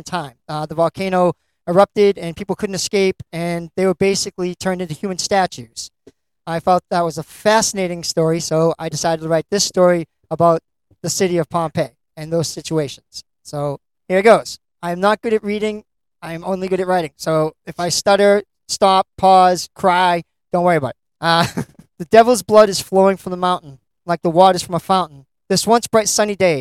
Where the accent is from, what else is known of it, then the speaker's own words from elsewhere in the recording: Lynn, Massachusetts, United States; my hometown of Lynn